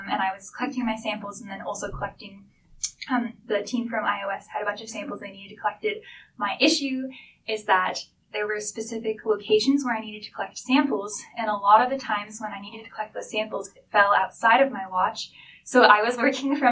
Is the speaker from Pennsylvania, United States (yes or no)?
no; Seattle, Washington, United States; moved away as an adult; now in Victoria, Canada; I grew up in Seattle, which is close to the Puget Sound.